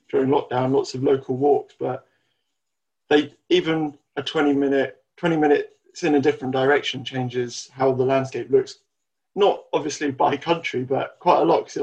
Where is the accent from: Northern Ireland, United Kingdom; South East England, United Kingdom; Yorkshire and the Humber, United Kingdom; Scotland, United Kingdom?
South East England, United Kingdom; Odiham; now in Alton, United Kingdom; Uh, Odiham, Hampshire.